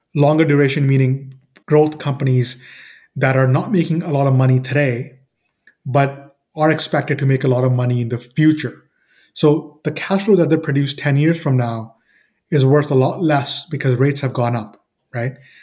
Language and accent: English; Toronto, Ontario, Canada; I'm from Toronto, Canada